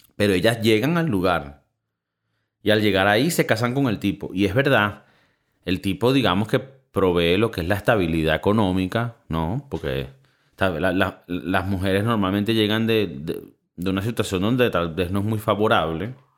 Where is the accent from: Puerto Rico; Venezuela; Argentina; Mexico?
Venezuela; now in Spain; viniendo de Venezuela